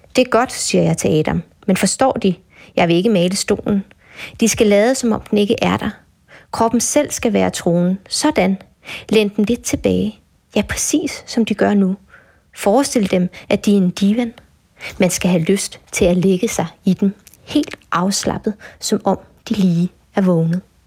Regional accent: Bornholm, Capital Region of Denmark, Denmark; så er jeg Bornholmer

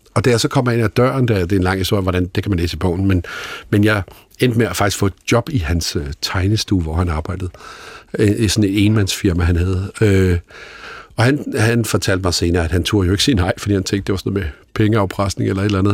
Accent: Holbæk, Zealand, Denmark; der, hvor jeg voksede op i Holbæk

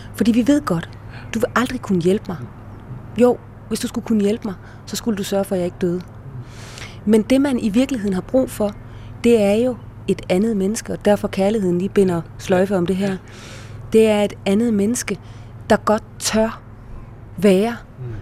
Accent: Denmark

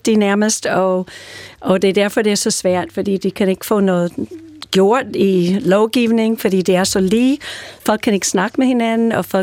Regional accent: New York, United States; also born or lived in California; jeg er ellers fra New York og California, men nu bor min familie i Nashville, Tennessee

